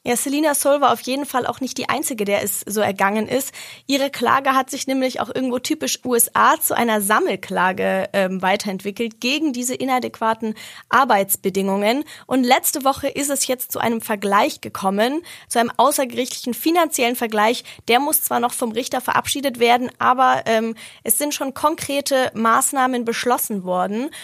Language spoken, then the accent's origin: German; Germany; bei uns in Deutschland